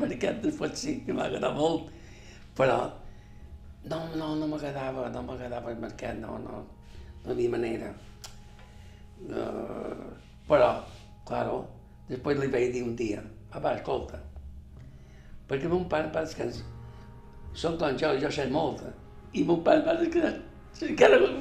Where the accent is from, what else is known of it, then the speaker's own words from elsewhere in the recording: Palma, Balearic Islands, Spain; Vaig néixer 1944, el 23 d'agost. Vaig néixer a Sona Alegre